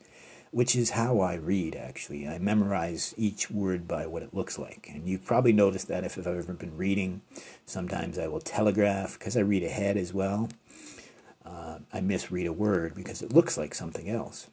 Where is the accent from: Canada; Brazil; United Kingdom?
Canada; being Canadian